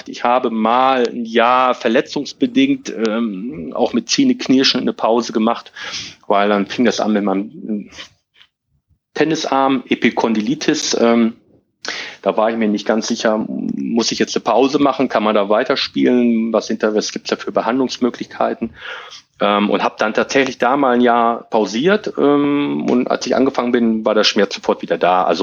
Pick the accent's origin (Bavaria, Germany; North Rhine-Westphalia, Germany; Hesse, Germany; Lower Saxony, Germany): Lower Saxony, Germany; Hilter; Aber ähm, ich komme aus Hilter und ähm, ich wohne in Hilter